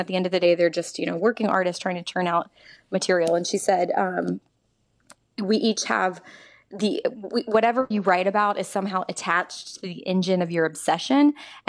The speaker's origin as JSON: {"language": "English", "region": "the South", "country": "United States", "said": "I was raised in the church. You know, I am from the South."}